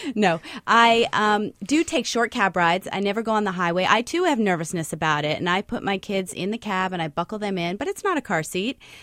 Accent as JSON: {"language": "English", "region": "Connecticut", "country": "United States", "tie": "born or raised there", "moved": "yes", "lives_now": "New York City, United States", "said": "I grew up in Connecticut"}